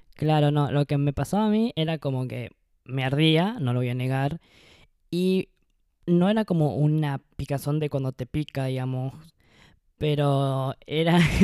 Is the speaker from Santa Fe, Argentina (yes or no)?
no; Misiones, Argentina; moved away as an adult; now in Buenos Aires, Argentina; soy de Misiones y vivo en Buenos Aires hace